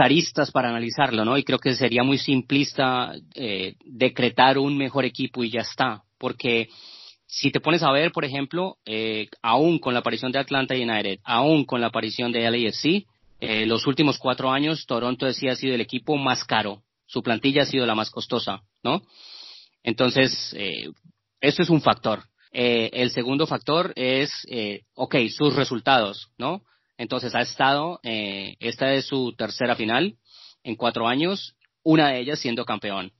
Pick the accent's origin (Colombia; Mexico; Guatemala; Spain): Colombia; en Colombia, eh, en mi país